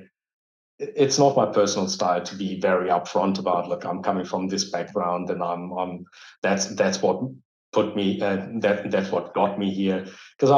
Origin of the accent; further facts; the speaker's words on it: Dortmund, North Rhine-Westphalia, Germany; English is a second language; I grew up here. I was born here. I was educated here.